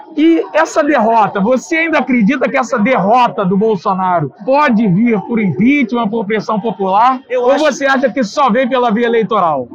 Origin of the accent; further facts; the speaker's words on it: Rio de Janeiro, Brazil; also born or lived in Abolição, Rio de Janeiro; eu moro desde os 5 anos em Campo Grande, mas nasci na Abolição.